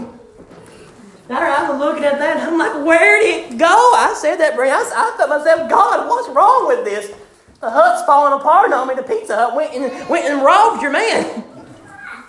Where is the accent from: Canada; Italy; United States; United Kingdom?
United States; Richmond, Kentucky; I was born in Richmond, Kentucky a few years ago. And I lived in Greyhawk my entire life.